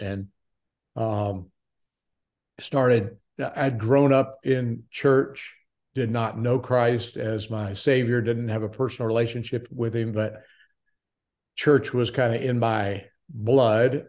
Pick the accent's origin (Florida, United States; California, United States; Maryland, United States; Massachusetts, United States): Florida, United States; Daytona Beach; moved away as an adult; also born or lived in Milwaukee; born in Daytona Beach, Florida, was a Floridian for twenty-seven years